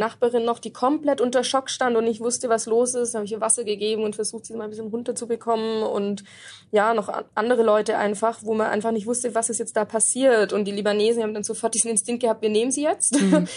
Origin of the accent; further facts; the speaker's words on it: Black Forest, Baden-Württemberg, Germany; moved away as an adult; also born or lived in Munich; now in Beirut, Lebanon; komme ich aber aus dem Schwarzwald